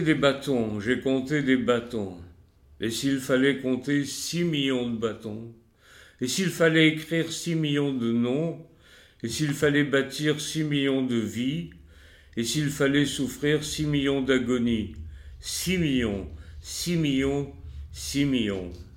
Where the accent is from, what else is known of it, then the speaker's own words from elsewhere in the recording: France; moi en tant que juif et français